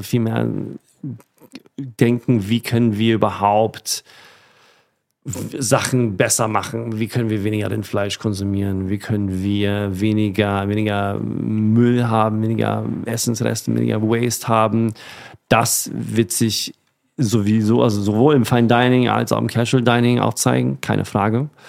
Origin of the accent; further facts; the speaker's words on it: Sweden; Und die kommen beide aus meiner Heimat, aus Schweden.